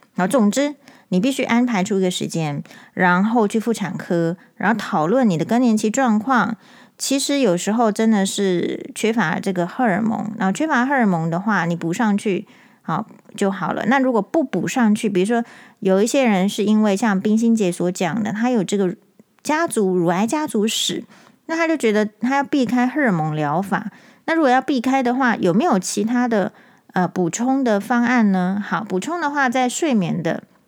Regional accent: Taiwan; 我们台湾人

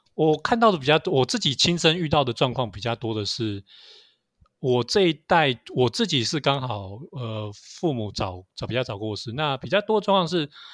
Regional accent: Taiwan; 我们台湾

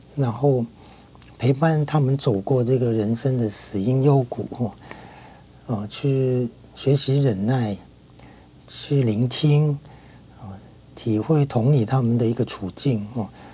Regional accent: Hong Kong; moved away as an adult; now in Taiwan; 我在小学的时候，那个时候我在香港念小学，因为我在香港出生嘛，那在那边念小学是基督教的小学

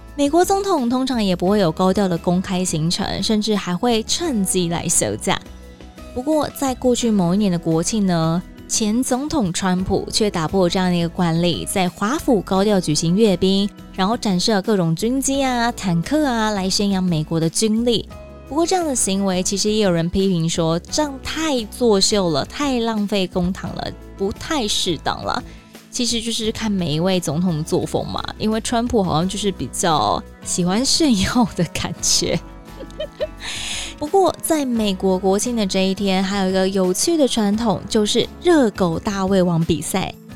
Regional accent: Taiwan; 我是台湾人

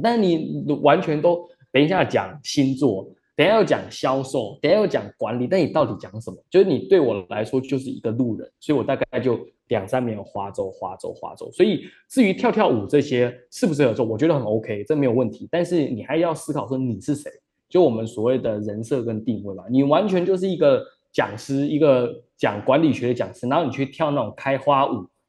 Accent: Taiwan; moved away; also born or lived in Australia / Shanghai; 我是台湾人

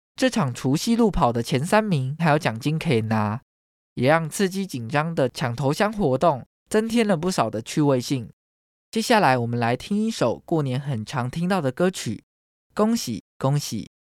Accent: Taiwan; 台湾是一块宝岛，同时也是我们的家乡

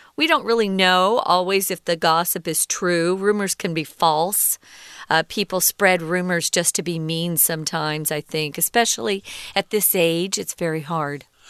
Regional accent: Arizona, United States; I grew up in Arizona in the United States

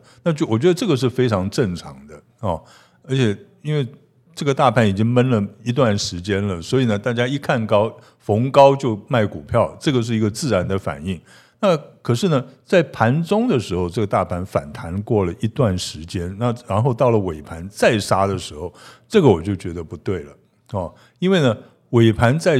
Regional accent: Pingtung County, Taiwan; 哎，我们屏东人都一样，我也是这样。

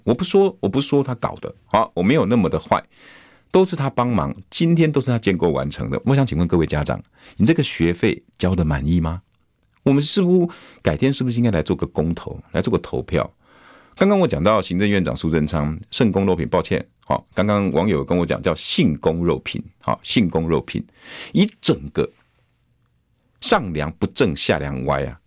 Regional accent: Taiwan; 我们台湾人

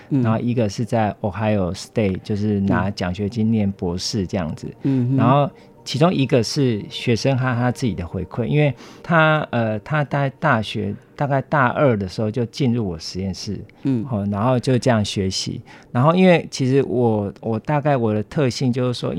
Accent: Guiren, Tainan, Taiwan; 呃，台南县。归仁乡

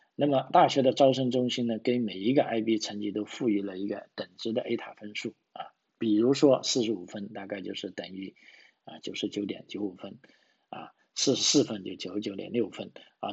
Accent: China; now in Australia; 对于我们中国人来说

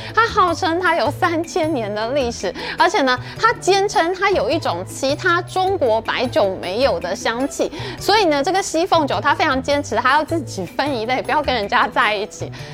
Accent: Taiwan; 我们台湾人

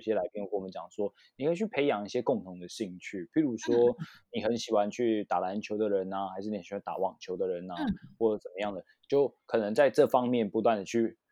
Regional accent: Taiwan; 我是，我是台湾人这样子

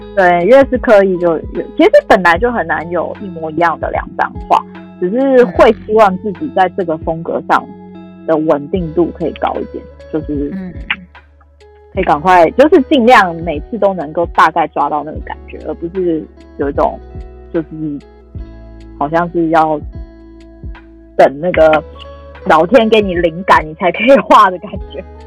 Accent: Taiwan; 我们台湾

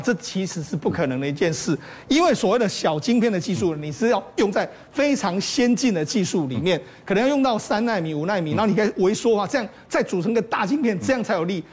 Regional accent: Taiwan; 我们台湾人

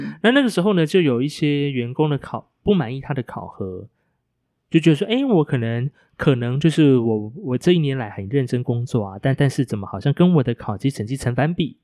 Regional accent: Hualien, Hualien County, Taiwan; moved away; 我的家乡花莲

